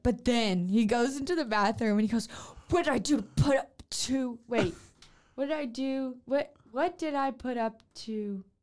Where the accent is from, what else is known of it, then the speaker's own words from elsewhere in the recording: Louisiana, United States; I'm from Louisiana